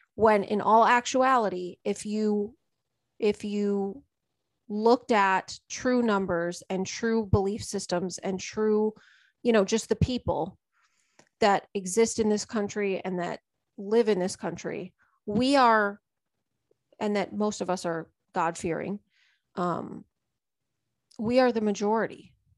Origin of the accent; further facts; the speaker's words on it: United States; I live here and I'm American.